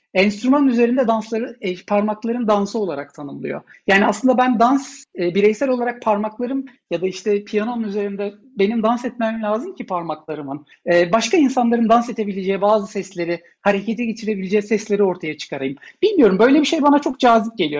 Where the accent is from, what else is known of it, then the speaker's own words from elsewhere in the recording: Ankara, Turkey; Ben Ankara'da büyüdüm.